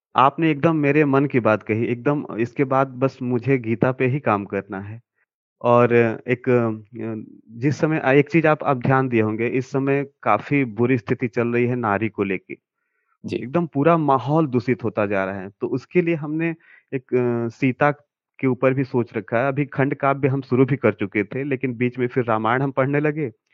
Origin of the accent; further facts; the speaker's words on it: Karamnasa, Bihar, India; मैं कैमूर ज़िले से हूँ कैमूर ज़िले में एक प्रखंड है दुर्गावती वहीं पे करमनासा नामक एक जगह है